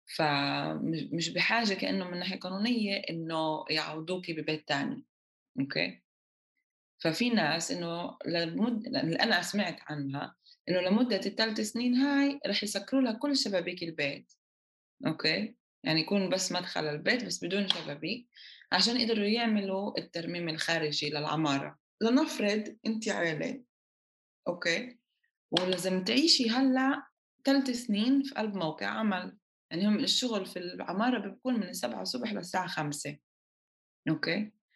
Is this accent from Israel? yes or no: yes; Jaffa, Tel Aviv District, Israel; أنا من يافا